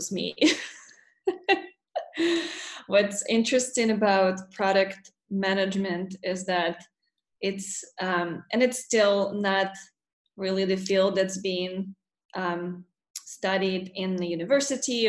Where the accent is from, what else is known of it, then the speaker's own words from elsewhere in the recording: Russia; moved away as an adult; also born or lived in Murmansk, Russia / Black Sea coast, Russia; now in United States; Yeah, so I grew up in Russia, and I was 18 when I moved from the state from Russia to the States.